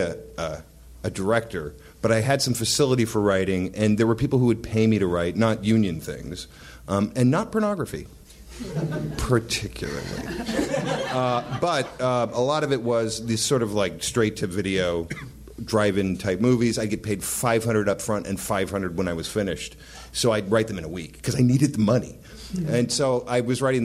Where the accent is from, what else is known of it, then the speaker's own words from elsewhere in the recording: Whittier, California, United States; I grew up in Whittier